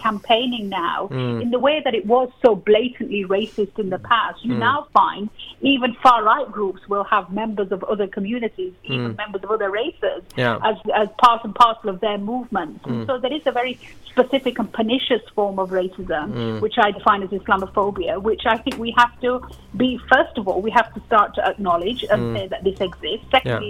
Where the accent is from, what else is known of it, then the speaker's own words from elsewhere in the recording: United Kingdom; I suppose what I'm interested in as a British citizen is that, having grown up through an era where I felt that we had started to really push back against racism